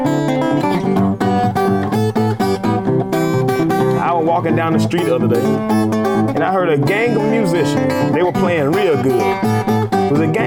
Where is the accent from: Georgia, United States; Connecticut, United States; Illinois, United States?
Georgia, United States; LaGrange; also born or lived in Hogansville, Georgia; I was born in LaGrange, Georgia, which is Troup County. And the Troup County, I went to school in Hogansville, Georgia